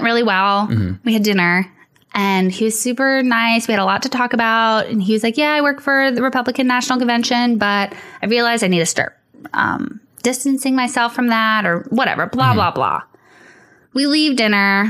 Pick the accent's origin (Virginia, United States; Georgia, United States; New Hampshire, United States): Georgia, United States; Savannah; I grew up in Savannah. Well, the suburbs of Savannah